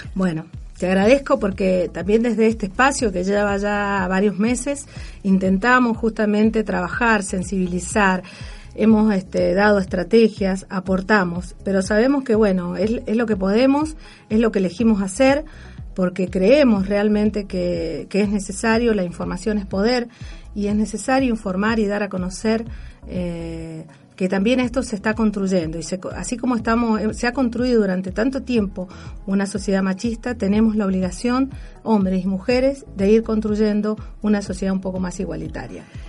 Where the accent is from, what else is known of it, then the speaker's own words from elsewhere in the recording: Mendoza, Argentina; nuestra provincia